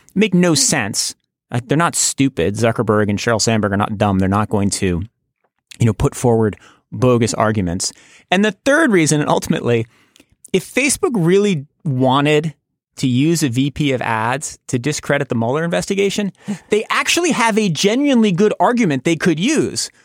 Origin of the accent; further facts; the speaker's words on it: United States; as an American